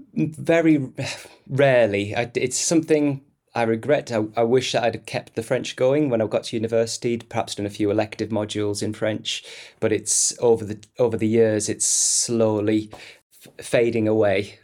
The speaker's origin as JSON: {"language": "English", "town": "Stockton-on-Tees", "region": "North East England", "country": "United Kingdom", "tie": "born or raised there", "said": "comprehensive school in the northeast of England in my, my hometown of Stockton-on-Tees."}